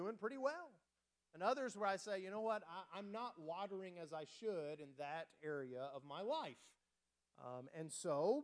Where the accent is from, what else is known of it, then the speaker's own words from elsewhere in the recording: West Texas, United States; moved away; I grew up out in West Texas, very dry.